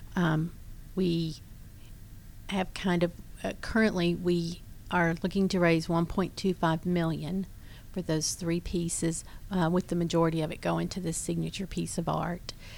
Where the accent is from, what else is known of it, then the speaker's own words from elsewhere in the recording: Crossville, Tennessee, United States; moved away as an adult; also born or lived in Birmingham, Alabama; now in Suwanee, United States; I was born in God's country, Crossville, Tennessee. Um, moved to Birmingham after going to Tennessee, University of Tennessee